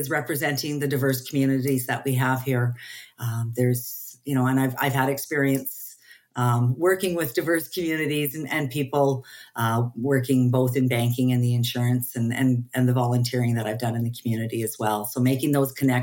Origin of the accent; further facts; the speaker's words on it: Edmonton, Alberta, Canada; I was born and raised in Southeast Edmonton, the Capilano area